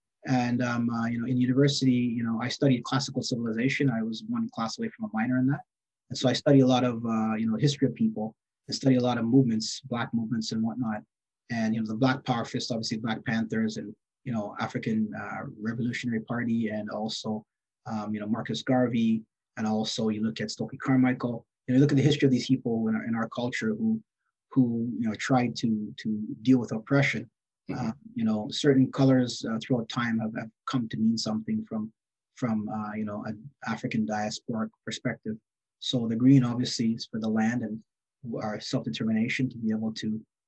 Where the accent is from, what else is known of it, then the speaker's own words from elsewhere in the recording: Canada; For far too long, many of us don't consider or think or other communities know us to be Canadian, but we are. We have a long history of being Canadian in this country, all parts across the country.